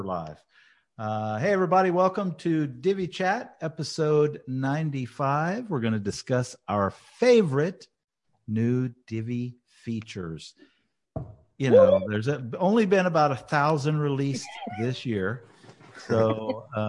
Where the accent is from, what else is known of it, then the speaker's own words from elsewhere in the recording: Louisiana, United States; my fellow Louisianian